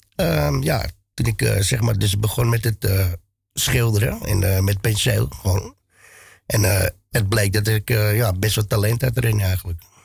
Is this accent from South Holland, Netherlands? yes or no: yes; The Hague, South Holland, Netherlands; now in Amsterdam, Netherlands; kom ik oorspronkelijk uit Den Haag.